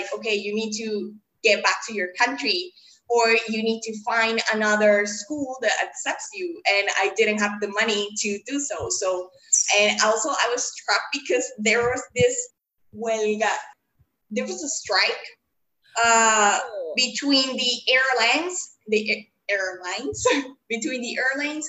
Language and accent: English; Caracas, Capital District, Venezuela; moved away as an adult; now in Panama City, Panama; I'm a migrant. I was born in Caracas, Venezuela, and I live the last 7 years in my life here in Caracas City. And I arrived when I was 20 years old